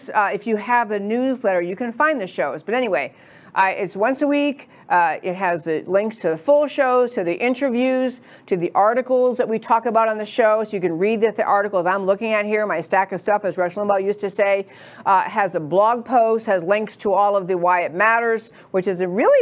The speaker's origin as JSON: {"language": "English", "region": "New York", "country": "United States", "tie": "born or raised there", "moved": "yes", "lives_now": "Dallas, United States", "said": "I grew up in New York."}